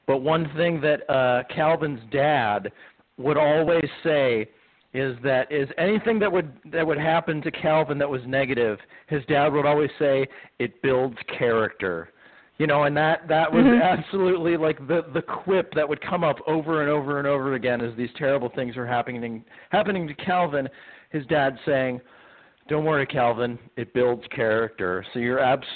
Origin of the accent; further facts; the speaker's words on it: Ohio, United States; now in South Florida, United States; is where I was born and where I'm from, I always say Ohio is a great place to be from